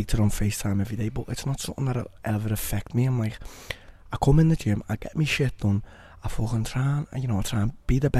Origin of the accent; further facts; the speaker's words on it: Liverpool, North West England, United Kingdom; I grew up in Walton as well, you know, if anyone doesn't know about Walton, you know, it's a rough area